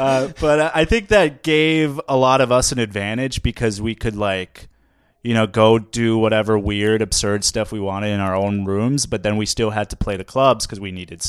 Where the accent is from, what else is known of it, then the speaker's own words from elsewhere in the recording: Minnesota, United States; We have no corn in Minnesota.